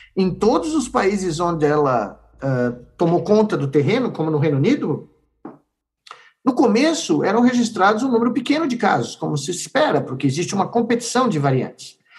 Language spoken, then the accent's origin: Portuguese; Brazil; nos anos que me restam como brasileiro